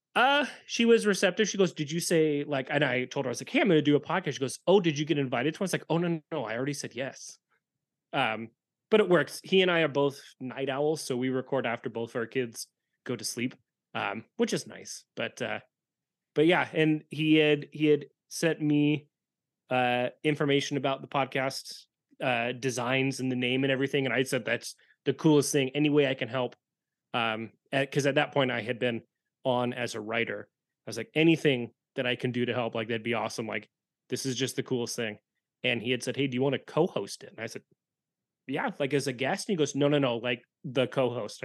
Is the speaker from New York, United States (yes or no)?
no; Washington, United States; I born and raised in Washington